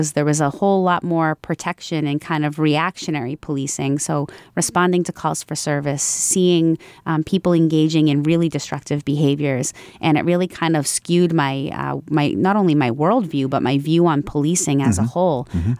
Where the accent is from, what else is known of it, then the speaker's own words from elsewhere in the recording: Franklin, United States; I started here in Franklin, in my hometown.